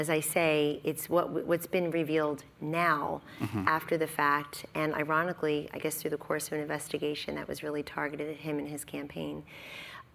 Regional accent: outside of Camden, New Jersey, United States; I grew up outside of Camden in Philadelphia

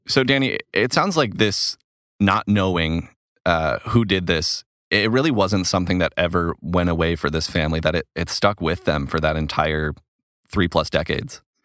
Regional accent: Stillwater, Minnesota, United States; accent: Minnesota; moved away; I'm a, a Minnesotan. I'm actually from the Stillwater area

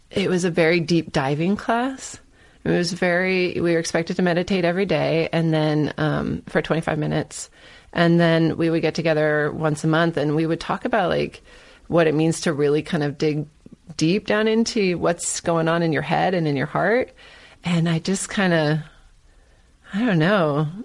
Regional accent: California, United States; I'm from Northern California. I didn't grow up with it

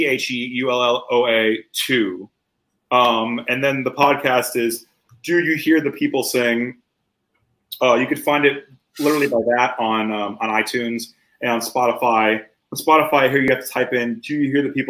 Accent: Miami, Florida, United States; I grew up in Miami, so like the Cuban culture down in like Hialeah

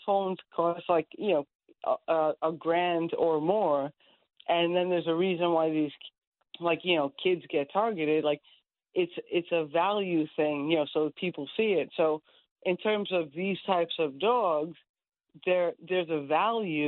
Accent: Bohemia, New York, United States; as a kid growing up in Long Island, it's so nice to grow up in that sort of environment

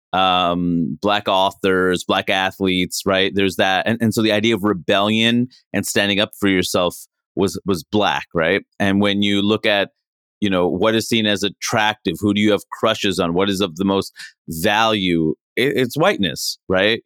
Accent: New York City, New York, United States; moved away; also born or lived in Maine / Seattle; I grew up in Queens, New York

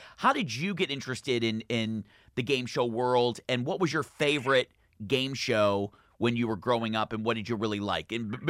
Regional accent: Michigan, United States; now in California, United States; I grew up in Michigan

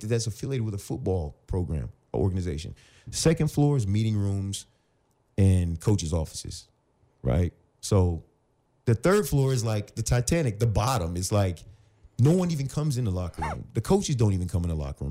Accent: Virginia, United States; moved away as an adult; also born or lived in Phoenix; now in Los Angeles, United States; I was from Virginia

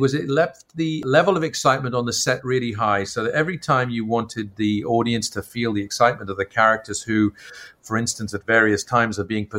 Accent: Ireland; because I come from Ireland, where Artemis Fowl is set, to read and hear about this mythical place, Disneyland, over there, mysterious exotic world of Anaheim, was something that was very magical for me.

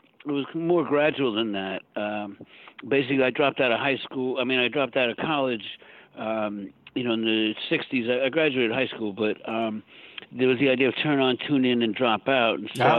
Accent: Long Island, New York, United States; No, I grew up on Long Island.

